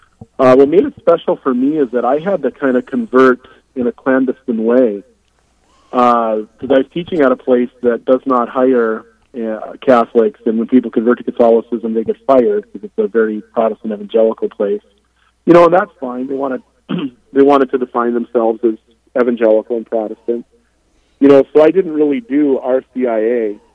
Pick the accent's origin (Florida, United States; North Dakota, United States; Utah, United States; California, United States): North Dakota, United States; we're both from North Dakota, and which historically is heavily Lutheran